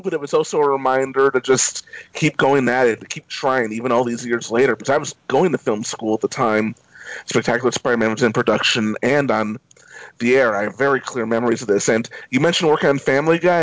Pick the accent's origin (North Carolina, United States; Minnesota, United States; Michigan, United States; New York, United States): New York, United States; New York City; as a New Yorker, born and raised in New York City